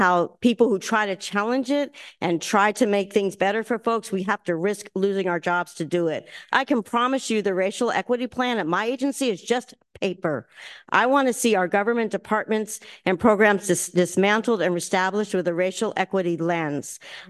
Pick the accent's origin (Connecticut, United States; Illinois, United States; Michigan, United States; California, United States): Illinois, United States; Chicago; born there; also born or lived in Baltimore / Washington, D.C.; now in San Francisco, United States; I was born in Chicago. Then I lived in Baltimore and Washington, D.C. before I moved to San Francisco in 1971. So I was always in majority Black cities.